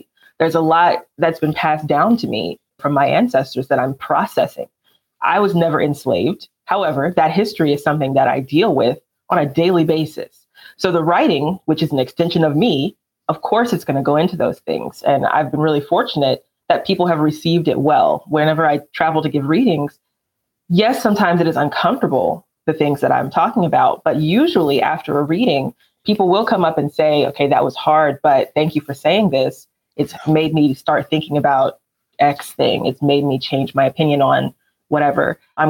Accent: Alabama, United States; because I don't really have a Southern accent, they'll ask, oh, so where are you from? And I say Alabama.

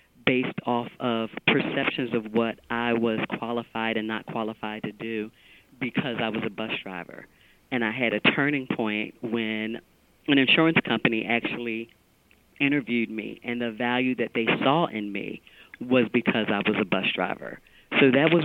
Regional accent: Philadelphia, Pennsylvania, United States; I was born and raised in Philadelphia

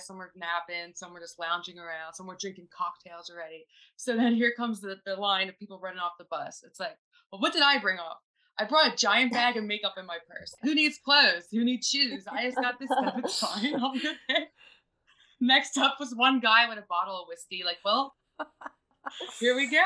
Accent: Philadelphia, Pennsylvania, United States; also born or lived in Florida; now in Laguna Beach, United States; I am from Philadelphia

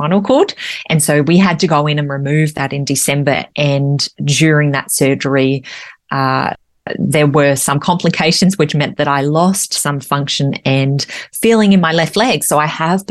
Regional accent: Australia; I'm an Australian mother and wife

